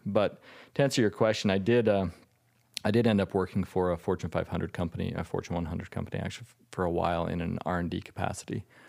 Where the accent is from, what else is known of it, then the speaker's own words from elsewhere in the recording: Utah, United States; I was born and raised in Utah